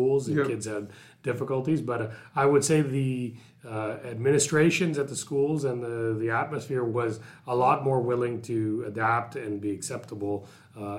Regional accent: Vancouver, British Columbia, Canada; also born or lived in Burnaby; was born and raised in this country, mostly in Vancouver and, in this region

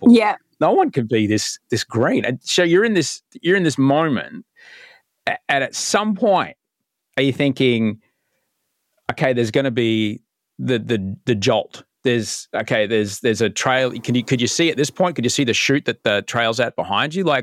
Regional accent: Canberra, Australian Capital Territory, Australia; as someone as someone growing up in Canberra, which is uh, not only quite a cold place but can be a very dry place, yeah.

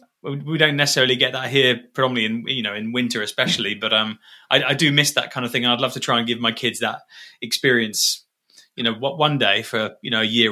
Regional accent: Dubai, United Arab Emirates; moved away as an adult; I grew up in Dubai. I was born there in 81 and lived there for 18 years.

